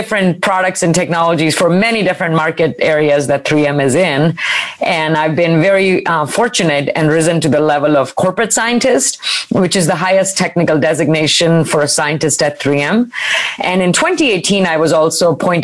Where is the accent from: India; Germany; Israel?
India; moved away as an adult; now in United States; I grew up in India, actually on the campus of a premier engineering institution.